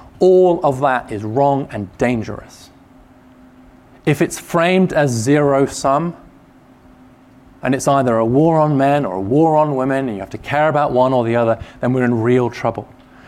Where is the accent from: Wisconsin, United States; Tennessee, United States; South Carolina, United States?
Tennessee, United States; now in Washington, United States; If you hear something odd in the way I'm talking, it is because I am from East Tennessee. I actually am from East Tennessee. Now, having spent many years in DC and before that in various policy jobs in government in the UK and in think tanks.